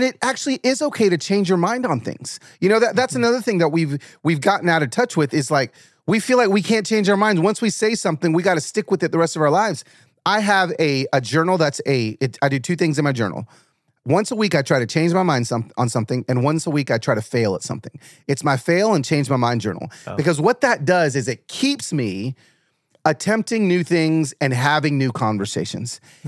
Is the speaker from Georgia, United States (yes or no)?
yes; Atlanta, Georgia, United States; also born or lived in Los Angeles; But when I was growing up in Atlanta, cause I was born in LA, moved to Atlanta.